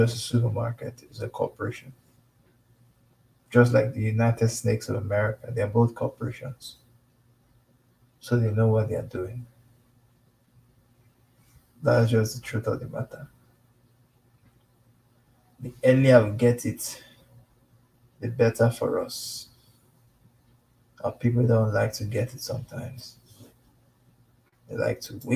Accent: Nigeria; us in Nigeria

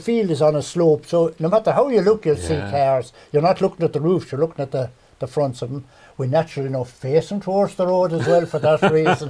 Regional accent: Clonmel, Tipperary, Ireland; also born or lived in Powerstown; I was born in Clonmel and were reared in what would be known as King Street. The back of the flats, there was two houses. We were neighbours with John Noonan, who would be of the Noonan Joinery family. And my father bought Powerstown in 1954.

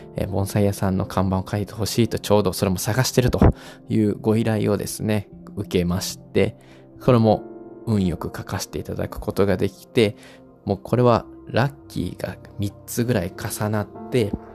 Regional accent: Osaka, Japan; 大阪出身なんですけれども

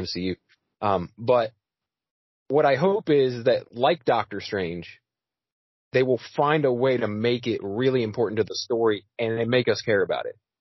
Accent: United States; I'm American as it gets

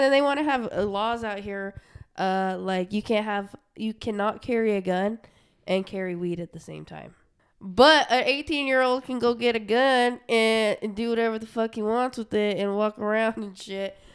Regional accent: Utah, United States; also born or lived in Portland; now in Arizona, United States; we're from Utah

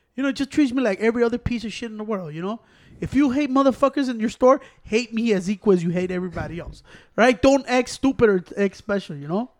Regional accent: Chicago, Illinois, United States; I'm from Chicago

